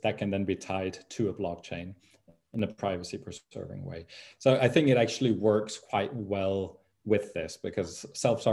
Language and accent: English; Denmark; my home country of Denmark